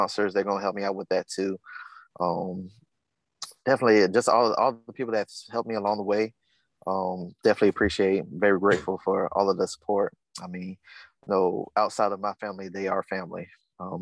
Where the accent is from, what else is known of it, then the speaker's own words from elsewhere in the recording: the South, United States; the things I've gone through growing up in the South